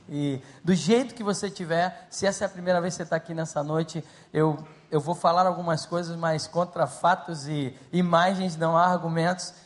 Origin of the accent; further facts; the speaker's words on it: Rio de Janeiro, Brazil; moved away as an adult; now in Paris, France; eu vim lá do Rio de Janeiro